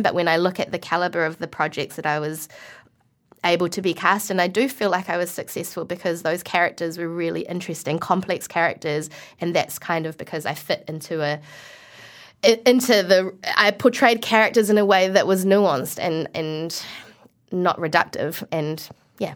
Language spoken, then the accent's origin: English; New Zealand; accent: New Zealand; also born or lived in Malaysia; I was able to retain my New Zealand accent